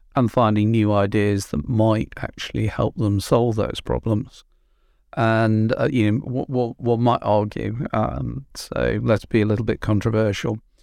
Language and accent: English; Merseyside, North West England, United Kingdom; moved away; I'm, I'm from Merseyside originally